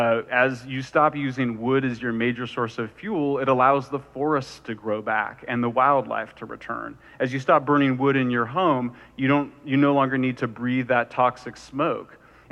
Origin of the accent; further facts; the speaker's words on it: California, United States; At an international level, in my home state of California